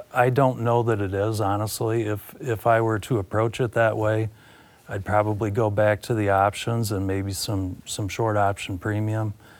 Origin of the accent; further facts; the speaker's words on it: Carroll, Iowa, United States; born and raised in Carroll, Iowa